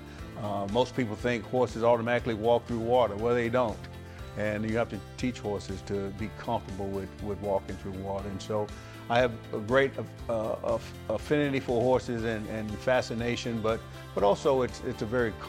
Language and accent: English; Nashville, Tennessee, United States; growing up in Nashville, Tennessee